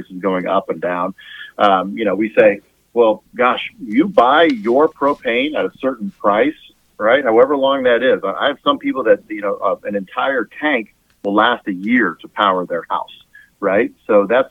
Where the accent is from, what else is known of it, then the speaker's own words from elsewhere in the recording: California, United States; moved away as an adult; now in Kansas, United States; I'm from California originally.